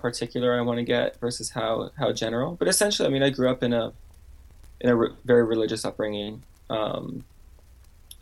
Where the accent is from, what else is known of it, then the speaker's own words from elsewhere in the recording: Canada; now in Seattle, United States; I was born in Canada.